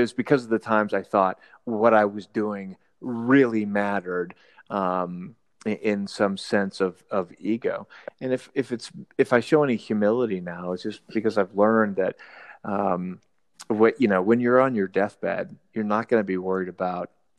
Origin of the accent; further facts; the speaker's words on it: Boulder, Colorado, United States; right here in our hometown, or my hometown area, Boulder, with Suffer Better